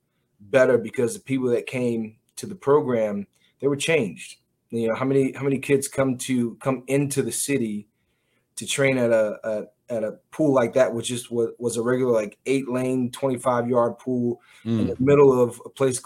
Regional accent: Long Island, New York, United States; moved away; also born or lived in Philadelphia; I was a kid from Long Island, which is pretty much a suburb

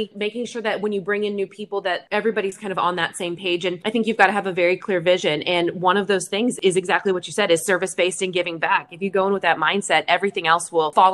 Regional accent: Coppell, Texas, United States; the town that we grew up in Coppell.

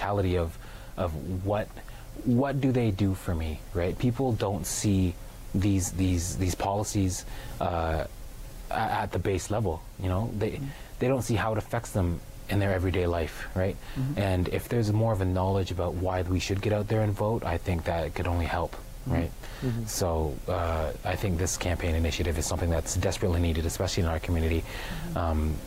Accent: Six Nations reserve, Ontario, Canada; growing up on Six Nations

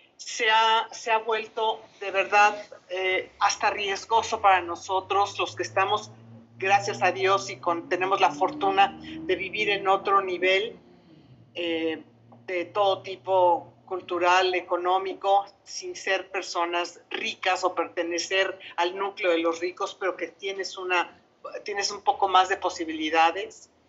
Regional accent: Mexico City, Mexico; soy chilanga de corazón, porque aquí nací, crecí y aquí he vivido siempre

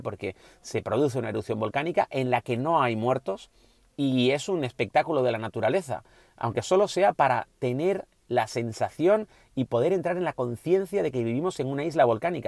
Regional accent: Canary Islands, Spain; como canario

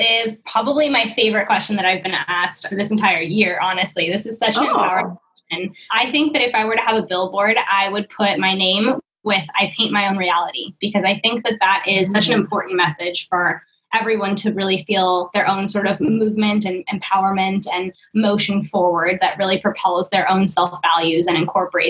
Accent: Oakland, California, United States; now in Hawaii, United States; because I came from East Oakland, California, and I was so involved in the movement out there, and after moving to Hawaii and being here for a year

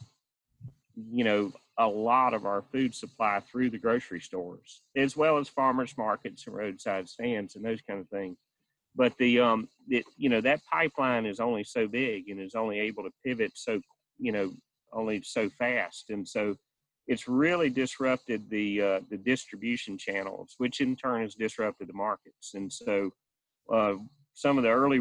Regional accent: Carthage, North Carolina, United States; I live in Moore County near Carthage, North Carolina, and I actually live on a family farm here that I grew up on

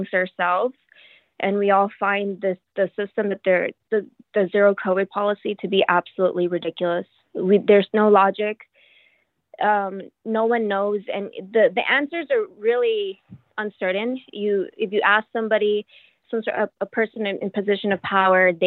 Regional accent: Texas, United States; moved away as an adult; now in Shanghai, China; I'm from the U.S., I'm from Texas

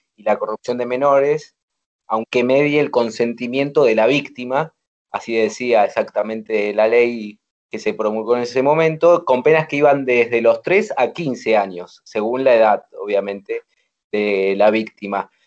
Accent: Argentina

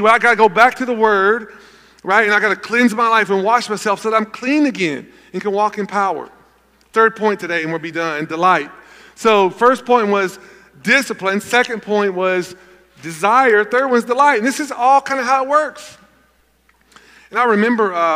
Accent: Gallatin, Tennessee, United States; I grew up in Gallatin, Tennessee

